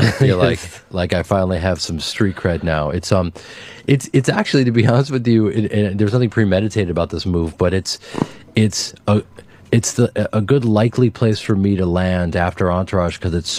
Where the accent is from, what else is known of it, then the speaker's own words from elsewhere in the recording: United States; I'm an American